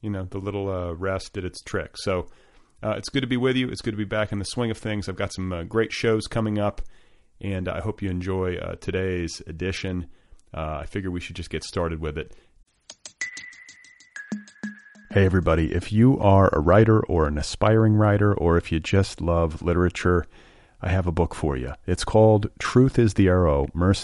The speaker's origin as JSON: {"language": "English", "region": "Indiana", "country": "United States", "tie": "born or raised there", "moved": "yes", "said": "I grew up in the Midwest and in Indiana, just up the road"}